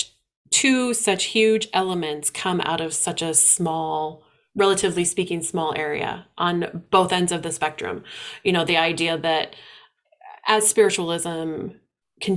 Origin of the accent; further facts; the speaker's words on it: Midwest, United States; growing up in the Midwest